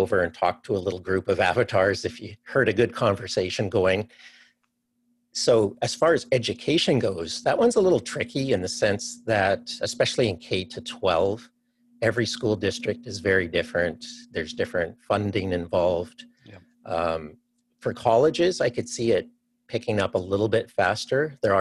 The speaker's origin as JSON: {"language": "English", "country": "Canada", "also_born_or_lived": "Cleveland, Ohio", "moved": "as an adult", "lives_now": "Seattle, United States", "said": "I'm actually from Canada"}